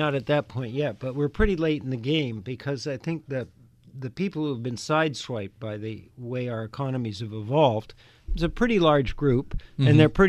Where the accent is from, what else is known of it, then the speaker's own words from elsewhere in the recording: Canada; now in United States; I grew up in Canada. Canada is more like other countries in that there's a most of the higher educational institutions are largely publicly funded.